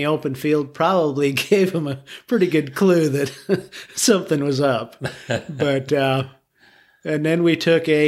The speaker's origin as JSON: {"language": "English", "town": "St. George", "region": "Utah", "country": "United States", "tie": "born or raised there", "said": "I grew up in St. George, born and raised"}